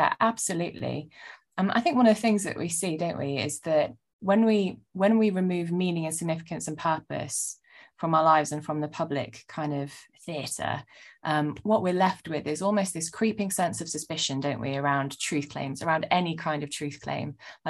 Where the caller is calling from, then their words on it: London, United Kingdom; Oh, I'm zooming in from my apartment in not so sunny northern London.